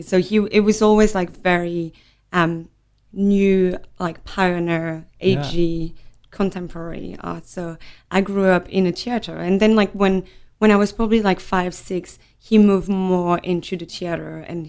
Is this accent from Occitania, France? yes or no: yes; Nîmes, Occitania, France; also born or lived in Montpellier; So I was born in Montpellier, which is next door. Grew up in Nîmes, which is Languedoc-Roussillon. So beautiful, beautiful, beautiful region in the south of France.